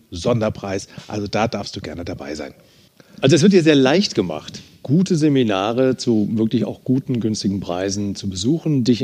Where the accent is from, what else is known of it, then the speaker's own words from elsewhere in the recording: Eifel, Germany; Du, ich bin ja in der Eifel groß geworden. Das ist so eine sehr harte Sprache